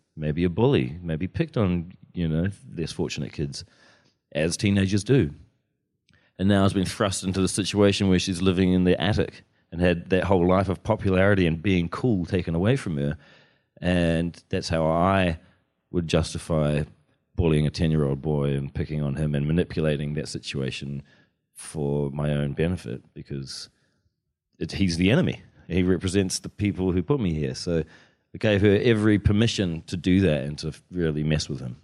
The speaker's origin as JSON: {"language": "English", "region": "Wellington", "country": "New Zealand", "tie": "born or raised there", "said": "when I was growing up in Wellington, in the eighties"}